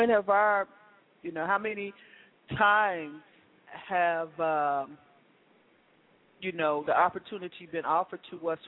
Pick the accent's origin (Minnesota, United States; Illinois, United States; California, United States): Illinois, United States; Chicago; because I'm from Chicago.